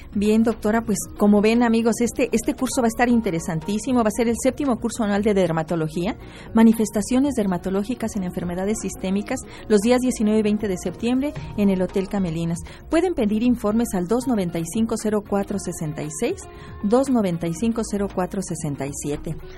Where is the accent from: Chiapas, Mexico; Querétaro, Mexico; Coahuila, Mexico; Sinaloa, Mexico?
Querétaro, Mexico; esta tierra queretana que nos vio nacer